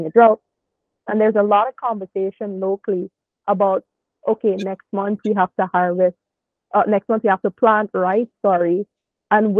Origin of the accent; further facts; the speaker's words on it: Guyana; I'm a 23-year-old journalist from Guyana. I live in Georgetown, which is the capital city